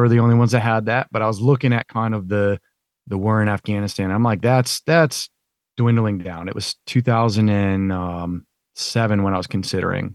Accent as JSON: {"language": "English", "town": "Thomaston", "region": "Connecticut", "country": "United States", "tie": "born or raised there", "also_born_or_lived": "North Carolina", "moved": "as an adult", "said": "when I grew up in Connecticut"}